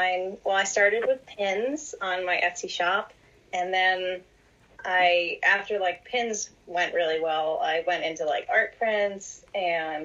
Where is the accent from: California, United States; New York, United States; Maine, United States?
Maine, United States; New Gloucester; now in North Carolina, United States; So I grew up in New Gloucester, Maine. I'm a New Englander. Now I'm living down in North Carolina